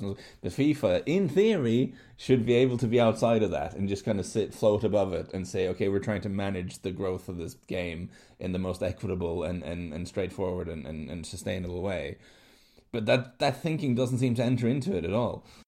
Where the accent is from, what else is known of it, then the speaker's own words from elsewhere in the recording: Norway; I grew up in Norway